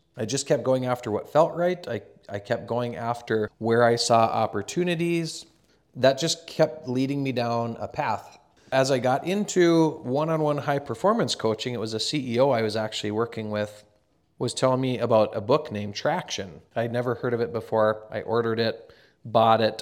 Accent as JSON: {"language": "English", "town": "Carrington", "region": "North Dakota", "country": "United States", "tie": "born or raised there", "said": "I grew up in a small town. I'm originally from Carrington, North Dakota, a small town, about two thousand people."}